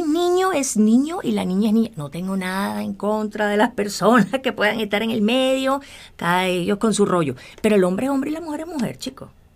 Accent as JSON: {"language": "Spanish", "country": "Venezuela", "said": "yo soy venezolana."}